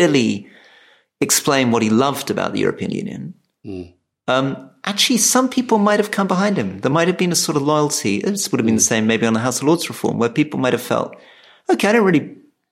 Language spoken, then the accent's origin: English; Scotland, United Kingdom; now in England; we're both Scottish, right? We're both Scottish people who somehow ended up living in England.